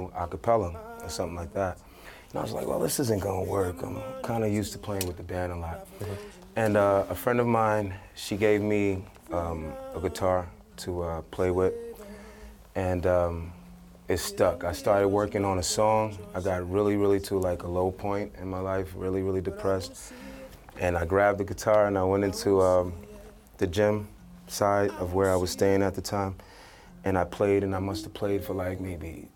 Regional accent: New York City, New York, United States; I've been born and raised in Brooklyn

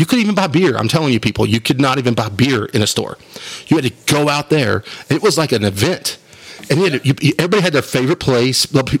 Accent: Wolfforth, Texas, United States; also born or lived in Phoenix, Arizona / Biloxi, Mississippi; now in Lubbock, United States; Mark and I grew up in Wolfert

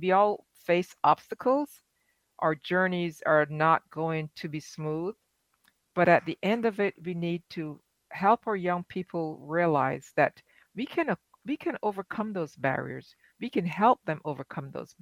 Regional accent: Barbados; now in United States; Growing up in Barbados

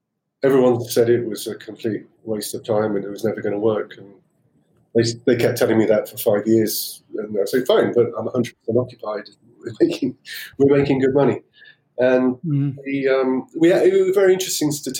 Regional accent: Cornwall, South West England, United Kingdom; I learned to sail when I was about 11, growing up in Cornwall.

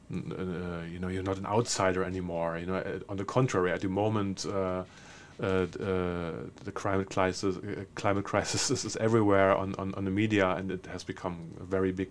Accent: Berlin, Germany; English is a second language; there's a very straightforward reason. I'm from Berlin.

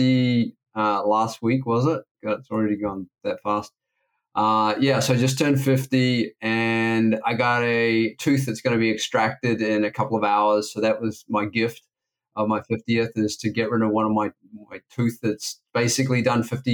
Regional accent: Auckland, New Zealand; also born or lived in Wellington, New Zealand; I was born in Wellington, New Zealand, grew up on the North Shore of Auckland in New Zealand.

